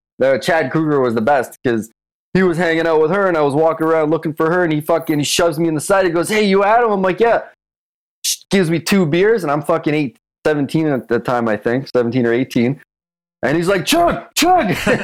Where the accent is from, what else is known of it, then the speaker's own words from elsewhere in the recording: Toronto, Ontario, Canada; north of Toronto? My parents came from Czech Republic from the USSR occupation, and I'm here now.